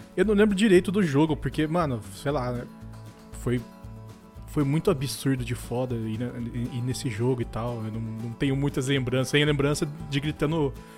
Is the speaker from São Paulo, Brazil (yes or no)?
yes; Mogi Mirim, São Paulo, Brazil; Eu sou do interior de São Paulo, eu sou em uma cidade chamada Mojimirim